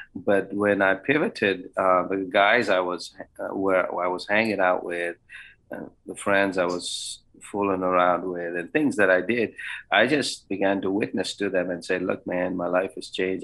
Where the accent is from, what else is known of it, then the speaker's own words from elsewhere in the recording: Bangalore, Karnataka, India; also born or lived in Canada / Louisiana / Iowa; now in Springfield, Kentucky, United States; I grew up in the great uh, metropolitan city of Bangalore or Bengaluru